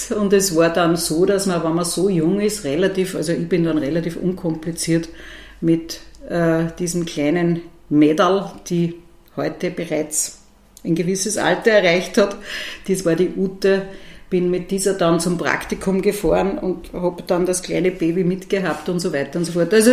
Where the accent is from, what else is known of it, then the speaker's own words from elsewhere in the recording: Ottensheim, Upper Austria, Austria; Also ich bin aufgewachsen in der ältesten Marktgemeinde des Mühlviertels in Ottensheim, mitten am Marktplatz und habe immer sozusagen schon sehr neugierig auf das Ortsgeschehen geblickt.